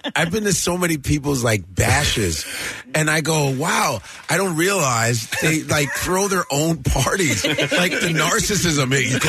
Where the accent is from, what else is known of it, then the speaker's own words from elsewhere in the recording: Chicago, Illinois, United States; I grew up in Chicago